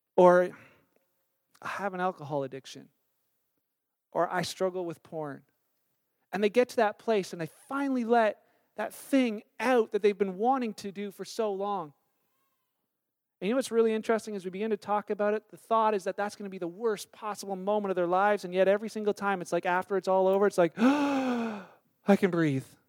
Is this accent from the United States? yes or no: no; Canada; we're Canadian